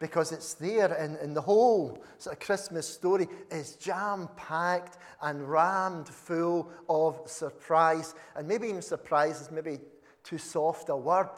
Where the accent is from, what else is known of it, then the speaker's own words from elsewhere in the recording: Uddingston, Scotland, United Kingdom; you say, "Uddingston." And they just look at you blankly. And you can either say, "Well, we're just near Glasgow,"